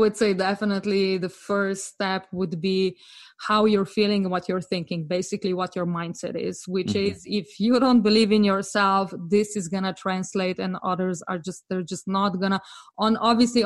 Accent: Slovenia; moved away as an adult; also born or lived in France / London; I'm actually from Slovenia

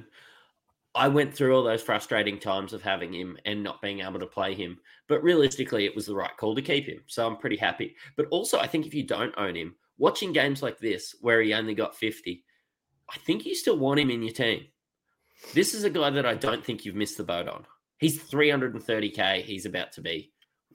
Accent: Queensland, Australia; me as a Queenslander

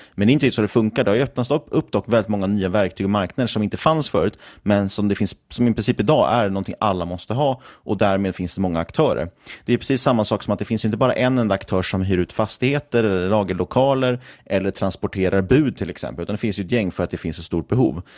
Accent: Sweden; som svensk småsparare

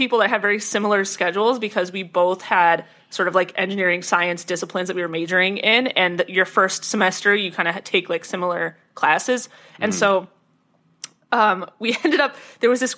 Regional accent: Ohio, United States; I've lived in Ohio my whole life, and I'm still in Ohio

